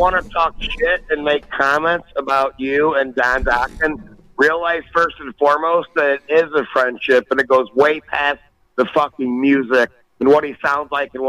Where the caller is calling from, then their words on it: Ottawa, Illinois, United States; I'm calling from Ottawa, Illinois. I'm about an hour south of Chicago.